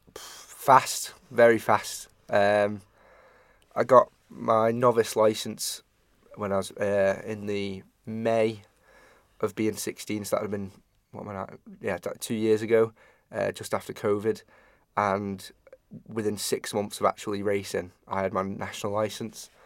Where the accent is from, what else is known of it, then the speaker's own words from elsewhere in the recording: Ramsey, Isle of Man; we're from Ramsey